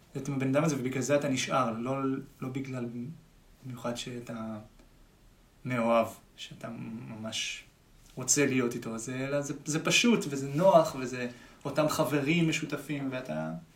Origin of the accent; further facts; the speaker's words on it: Tel Aviv, Tel Aviv District, Israel; תמיד מתל אביב